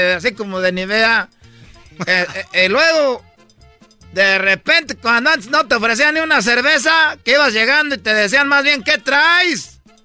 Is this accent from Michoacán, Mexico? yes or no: yes; Michoacán, Mexico; soy pues de Michoacán